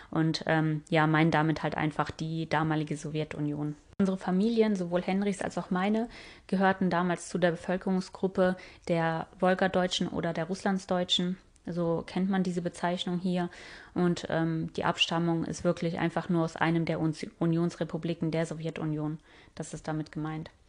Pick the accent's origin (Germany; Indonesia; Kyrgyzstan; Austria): Kyrgyzstan; born there; Ich bin ja in Kirgisistan geboren aber wenn man das jetzt ähm, korrekt äh, sagen würde, dann bin ich gar nicht in Kirgisistan selber geboren, weil das gibt's ja erst seit 91.